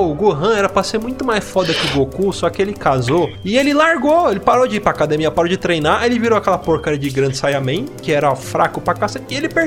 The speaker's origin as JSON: {"language": "Portuguese", "town": "São João do Meriti", "region": "Rio de Janeiro", "country": "Brazil", "said": "sou do Rio de Janeiro. Mais precisamente São João do Meriti."}